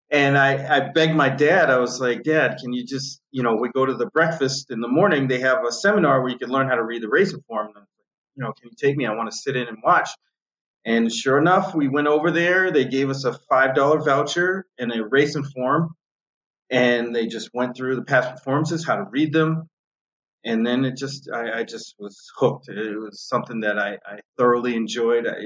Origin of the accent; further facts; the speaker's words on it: north of Boston, Massachusetts, United States; moved away as an adult; also born or lived in New Jersey; now in Florida, United States; I grew up on north of Boston. Um, I was born in Jersey, lived up north of Boston for ooh, I, I, can't even tell you how long, and then I moved down to Florida